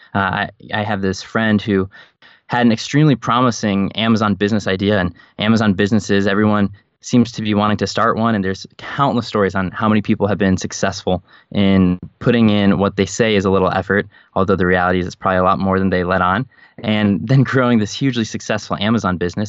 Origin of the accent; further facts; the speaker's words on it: Chicago, Illinois, United States; also born or lived in Scranton, Pennsylvania; I was raised in the suburbs of Chicago and considered that home, I was not born there